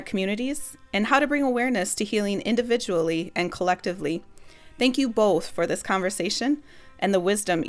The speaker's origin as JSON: {"language": "English", "area": "Pine County", "region": "Minnesota", "country": "United States", "tie": "born or raised there", "moved": "as an adult", "said": "I currently reside in the urban area, but I'm still very much a part of my hometown, which is located in Pine County."}